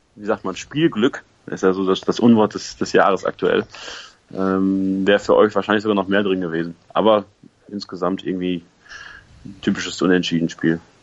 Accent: Münsterland, North Rhine-Westphalia, Germany; ich komme aus dem Münsterland

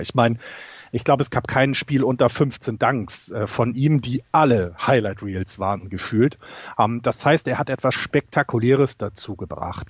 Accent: Hamburg, Germany; bei uns in meinem äh, Stadtteil in Hamburg, wo ich aufgewachsen bin

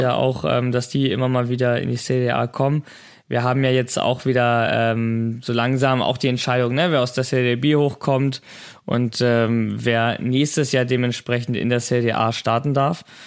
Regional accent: Italy; als Italiener wissen wir ja

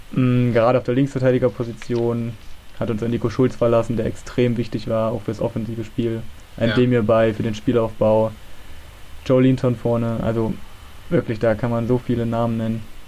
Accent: Germany; bin aus Nähe Leipzig, ist eigentlich zwischen Leipzig und Halle

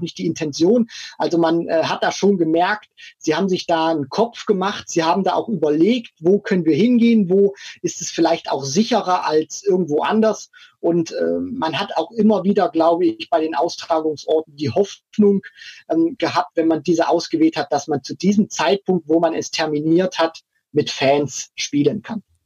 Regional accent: Thuringia, Germany; ich komme ja auch aus, aus Thüringen.

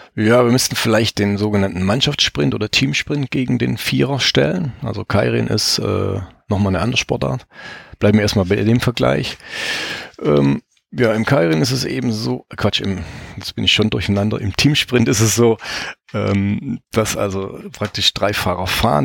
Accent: Baden-Württemberg, Germany; moved away; ich komme ursprünglich aus Baden-Württemberg

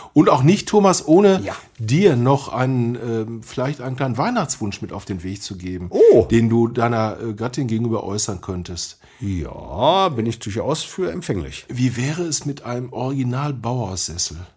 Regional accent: Dortmund, North Rhine-Westphalia, Germany; Ich bin halt Dortmunder

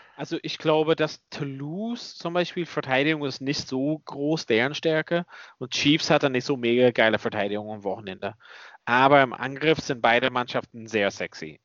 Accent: Ulster, Northern Ireland, United Kingdom; moved away; da, wo ich herkomme

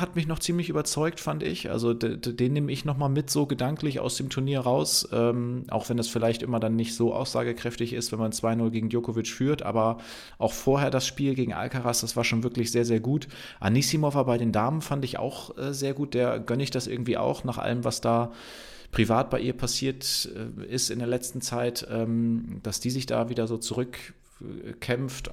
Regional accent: Bremen, Germany; für mich als Bremer

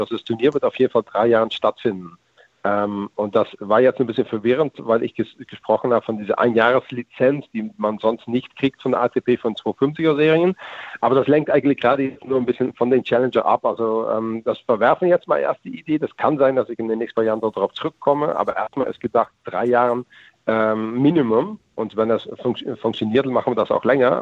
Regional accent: Netherlands; German is a second language; als Holländer

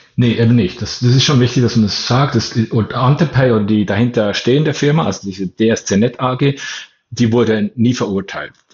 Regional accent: Bern, Switzerland

